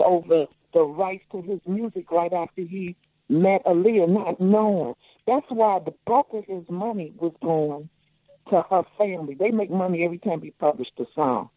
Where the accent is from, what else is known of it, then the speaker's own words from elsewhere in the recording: Chicago, Illinois, United States; I'm a Chicagoan